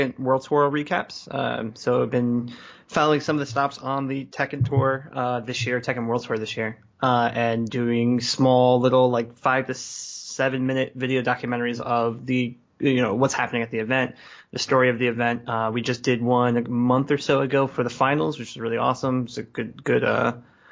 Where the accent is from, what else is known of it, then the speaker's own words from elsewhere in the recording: New York City, New York, United States; also born or lived in Bay Area; now in Philadelphia, United States; I grew up in Brooklyn in, like, you know, early 90s.